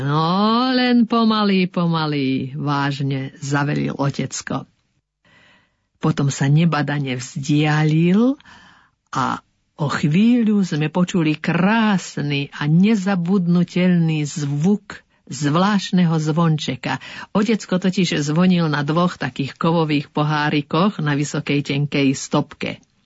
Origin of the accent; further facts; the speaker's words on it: Orava and Kysuce, Žilina Region, Slovakia; u nás na Orave a na Kisuciach